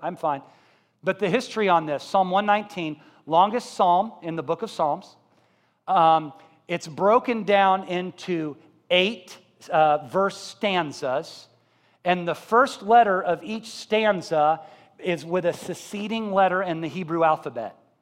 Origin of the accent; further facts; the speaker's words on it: Columbia, Missouri, United States; I was brought up in Columbia, Missouri.